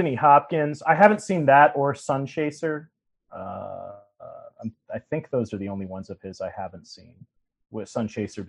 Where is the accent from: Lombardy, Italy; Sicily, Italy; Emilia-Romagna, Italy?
Sicily, Italy; I am a Sicilian.